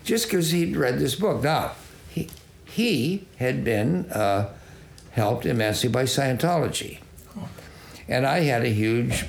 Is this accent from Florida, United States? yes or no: no; Salinas, California, United States; I grew up with him in Salinas, Glen Albaugh, and he and I were on the Salinas High golf team